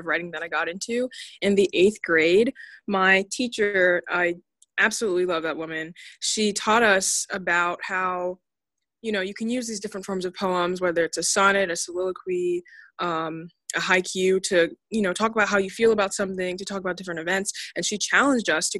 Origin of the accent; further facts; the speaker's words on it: Delaware, United States; I'm a writer from Delaware